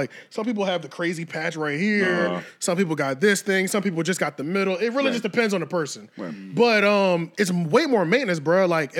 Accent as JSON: {"language": "English", "town": "Philadelphia", "region": "Pennsylvania", "country": "United States", "said": "They'd be like, you work up in Philly? Yeah, yeah, I'm from Philly."}